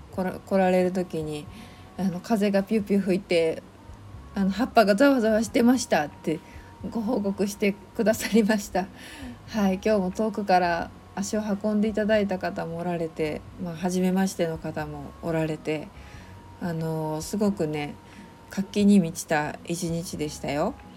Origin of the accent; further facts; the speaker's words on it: Kansai, Japan; accent: Kansai-ben; 関西弁ツッコミ入ります